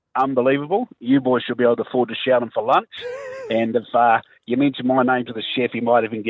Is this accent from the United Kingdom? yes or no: no; New Zealand; now in Australia; I am from New Zealand. I live in Australia.